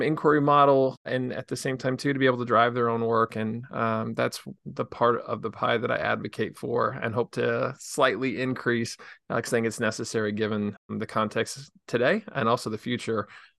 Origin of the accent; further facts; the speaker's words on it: Illinois, United States; Yeah, so I grew up in Southern Illinois in a town of about 3,000 people, and I just absolutely loved my childhood.